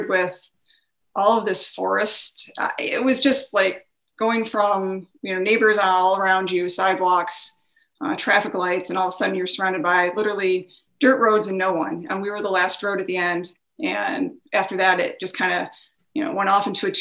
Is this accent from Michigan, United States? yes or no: yes; Detroit, Michigan, United States; I am from the Metro Detroit area, born and raised there